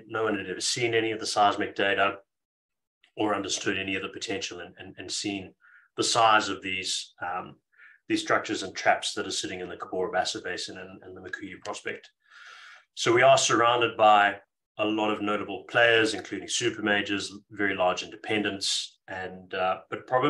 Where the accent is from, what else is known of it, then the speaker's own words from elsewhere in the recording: Zimbabwe; moved away as an adult; now in Australia; I am from Zimbabwe originally. My family is still there and in Zimbabwe